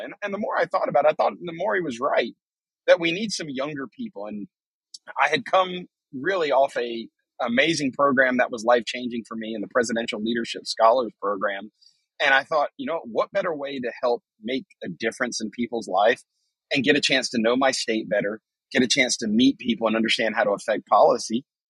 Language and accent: English; New Bern, North Carolina, United States; my hometown of New Bern, North Carolina